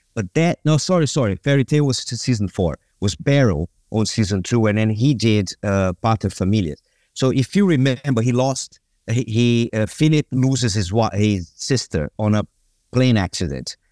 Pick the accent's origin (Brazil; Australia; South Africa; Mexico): Brazil; moved away as an adult; also born or lived in London; I grew up in Brazil